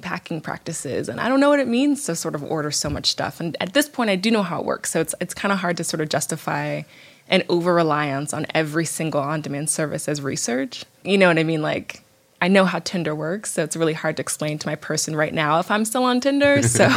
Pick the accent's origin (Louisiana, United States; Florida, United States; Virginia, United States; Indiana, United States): Virginia, United States; right outside D.C.; moved away; also born or lived in San Francisco / London; I grew up in Virginia, right outside D.C.